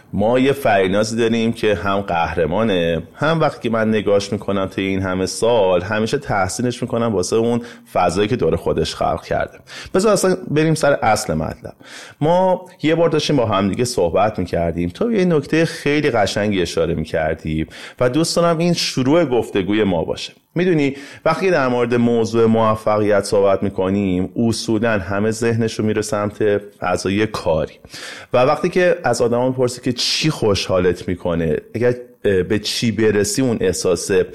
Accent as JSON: {"language": "Persian", "country": "Iran", "said": "به عنوان یک ایرانی"}